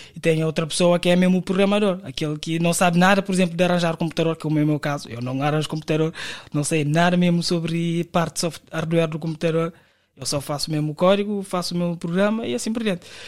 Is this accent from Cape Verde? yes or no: yes; Cape Verde; moved away as an adult; now in Portugal; vim de Cabo Verde em 2019 para trabalhar na Vodafone